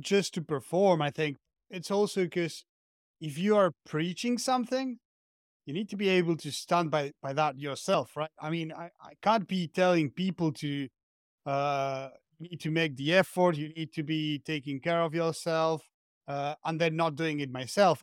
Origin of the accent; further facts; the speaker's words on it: Argentina; moved away as an adult; now in France; I'm from Argentina, but I'm currently living in France.